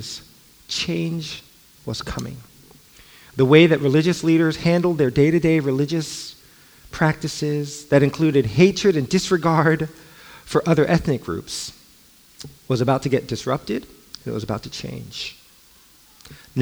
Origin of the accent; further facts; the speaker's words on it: Los Angeles, California, United States; also born or lived in Alexandria, Virginia; I grew up